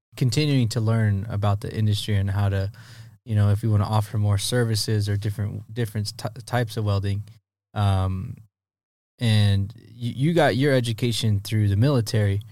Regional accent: Poway, California, United States; I grew up right there in Poway

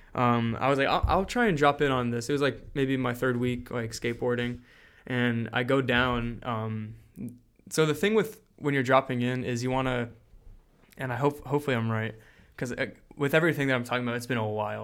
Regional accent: New Jersey, United States; also born or lived in Milford, Pennsylvania; now in Florida, United States; I'm from Jersey

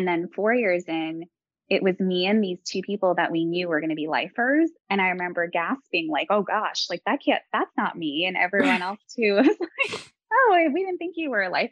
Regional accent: New York, United States; moved away as an adult; Growing up in New York and going to college in New York

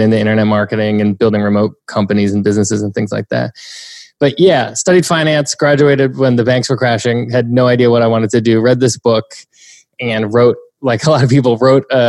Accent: New Hampshire, United States; I'm from the East Coast. I'm from a tiny little town in New Hampshire, about an hour outside of Boston

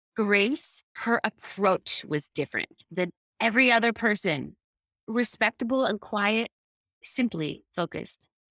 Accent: Clermont, Florida, United States; I'm from Claremont, Florida. It's a small, tiny

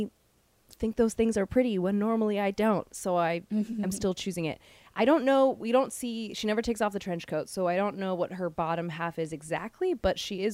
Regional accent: Hawaii, United States; moved away; So many of the style things that I hated when I was younger are because of Hawaii

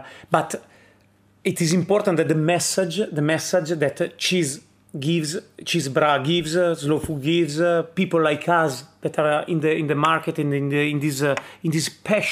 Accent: Piedmont, Italy; I'm from Piedmont

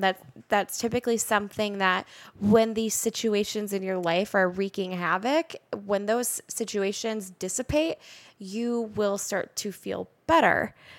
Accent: Roseville, Minnesota, United States; I was born and raised in Roseville, went to Roseville High School.

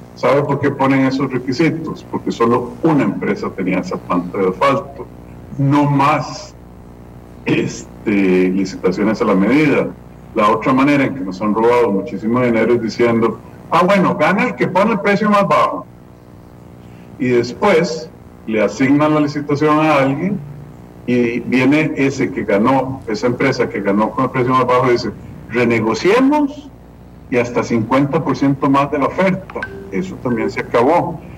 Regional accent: San José, Costa Rica; Yo vengo de calle 11 en el centro de San José, en una casita chiquita. Yo no me considero más que un costarricense absolutamente normal que fue a escuela pública, que andaba caminando y jugando en el centro de San José porque en mi casa no había patio

